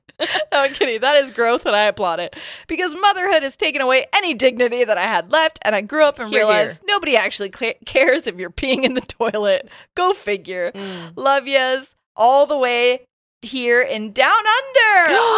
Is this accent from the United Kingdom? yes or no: yes; England, United Kingdom; I'm originally from England.